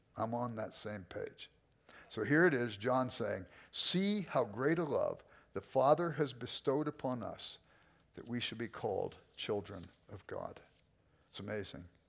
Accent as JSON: {"language": "English", "town": "Los Angeles", "region": "California", "country": "United States", "tie": "born or raised there", "said": "I grew up in South Central"}